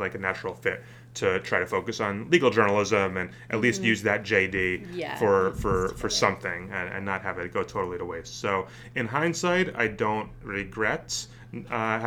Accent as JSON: {"language": "English", "area": "suburban North Jersey", "region": "New Jersey", "country": "United States", "tie": "born or raised there", "moved": "yes", "lives_now": "Washington, D.C., United States", "said": "I grew up in New Jersey, in suburban North Jersey, right outside New York"}